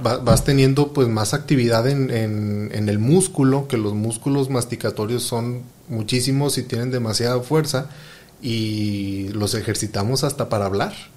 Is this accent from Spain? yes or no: no; Mexico; somos mexicanos